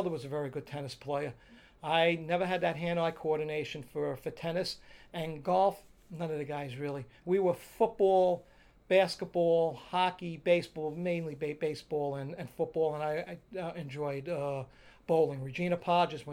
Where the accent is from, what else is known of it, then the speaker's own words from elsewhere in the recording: New York City, New York, United States; growing up in Dyker Heights